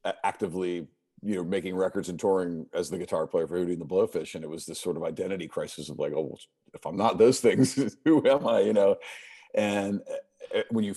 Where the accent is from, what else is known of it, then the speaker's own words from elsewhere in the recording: right outside Washington D.C., Maryland, United States; moved away as an adult; now in Charleston, United States; I grew up in Maryland, and right outside Washington D.C.